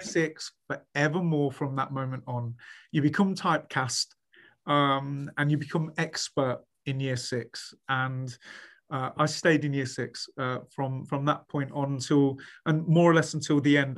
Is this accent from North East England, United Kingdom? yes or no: no; Leicester, East Midlands, United Kingdom; moved away as an adult; also born or lived in Sheffield / Leeds; I was free from home. I was free from Leicester